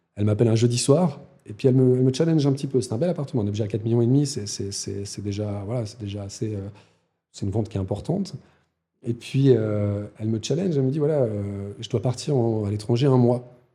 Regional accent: Lausanne, Vaud, Switzerland; also born or lived in Valais; je suis un enfant de Lausanne, un enfant de Puy

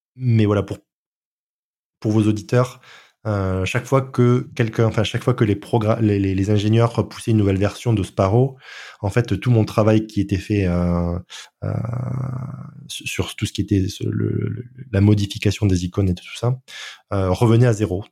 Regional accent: France; je suis français

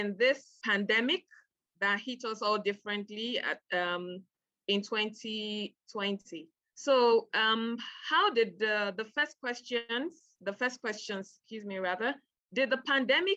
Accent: Nigeria; I'm a Nigerian

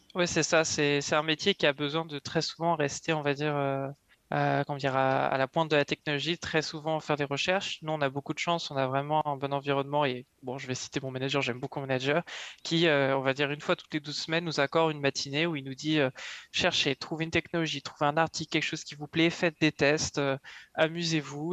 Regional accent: Yvelines, Île-de-France, France; moved away as an adult; now in Montreal, Canada; je viens euh, des Yvelines, donc à l'ouest parisien.

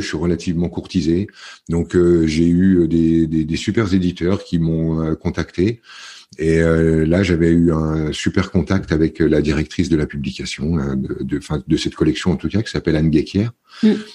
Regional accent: the Vosges, Grand Est, France; moved away as an adult; also born or lived in near Paris / Var (near Le Lavandou, Bormes-les-Mimosas); je suis né près de Paris parce que les circonstances étaient comme ça, mais j'ai très vite grandi dans les Vosges, dans un petit village

